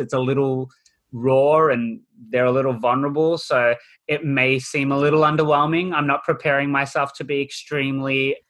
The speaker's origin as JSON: {"language": "English", "country": "Australia", "said": "Sorry, I'm Australian."}